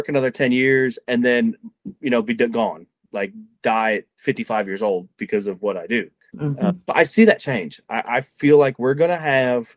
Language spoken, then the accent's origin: English; Cleveland, Ohio, United States; moved away as an adult; I'm from Ohio. I grew up in Cleveland